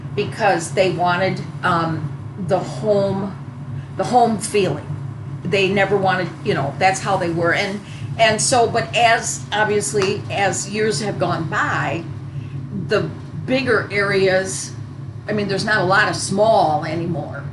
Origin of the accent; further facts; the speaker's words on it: Janesville, Beloit area, Southern Wisconsin, United States; moved away; Janesville, Beloit area